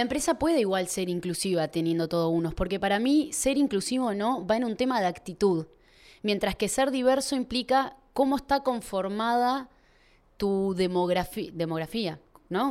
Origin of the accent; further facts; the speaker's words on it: Uruguay; hablo de acá de Uruguay